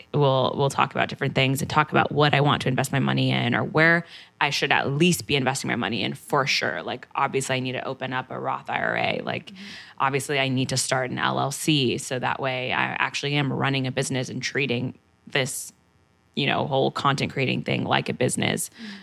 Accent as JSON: {"language": "English", "town": "San Antonio", "region": "Texas", "country": "United States", "also_born_or_lived": "San Diego, California", "moved": "yes", "lives_now": "New York, United States", "said": "I'm from Texas"}